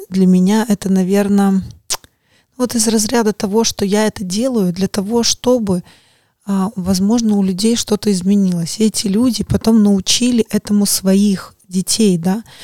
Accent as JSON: {"language": "Russian", "country": "Belarus", "tie": "born or raised there", "moved": "yes", "said": "я выросла в другой стране, может быть, э, я сама из Беларуси"}